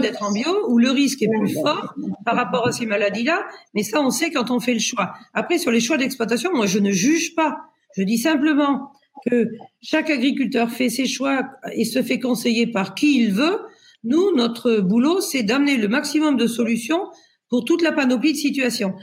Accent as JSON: {"language": "French", "region": "Pays de la Loire", "country": "France", "said": "je suis du Maine-et-Loire. Et le Maine-et-Loire, c'est un grand département de vin."}